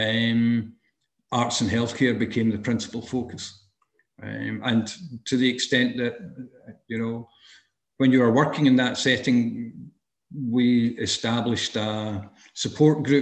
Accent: Dumbarton, Scotland, United Kingdom; also born or lived in Dundee; I grew up in Dumbarton, in the west coast of Scotland

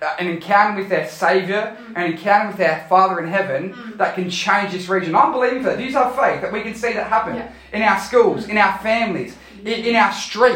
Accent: Australia; I am a citizen of Australia. This passport says that I come from Australia. I am an Aussie

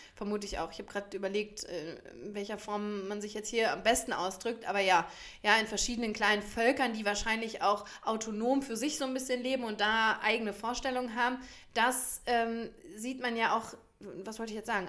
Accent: Germany; bei uns in Deutschland

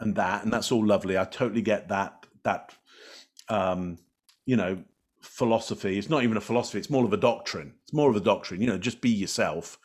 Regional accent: England, United Kingdom; moved away; I come from the U K originally, I'm English

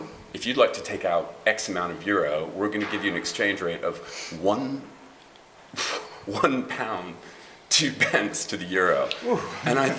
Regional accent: United States; accent: American; also born or lived in United Kingdom / Dublin, Ireland; now in Berlin, Germany; despite my American accent, I'm an Irish national. And I was born in the States to a properly Irish family

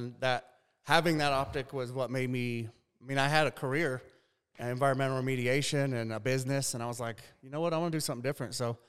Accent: New Mexico, United States; now in Utah, United States; I grew up in New Mexico

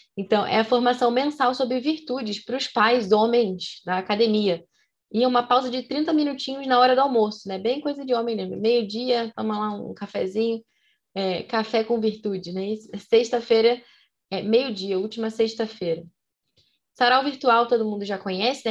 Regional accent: Rio de Janeiro, Brazil; como somos cariocas

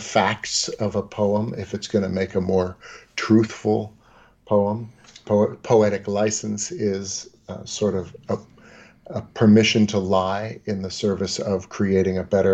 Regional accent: New York, United States; we grew up in New York

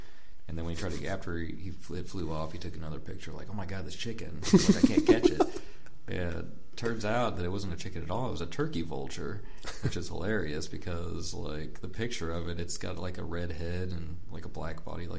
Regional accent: Osage Beach, Missouri, United States; born there; Like, I was born in Osage Beach.

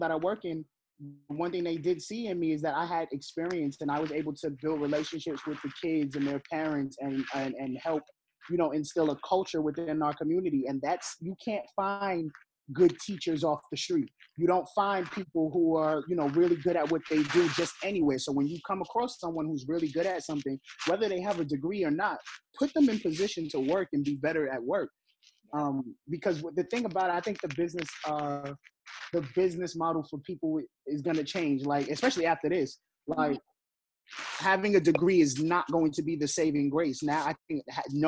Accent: New York City, New York, United States; I'm from the Bronx. I'm from the projects in the Bronx

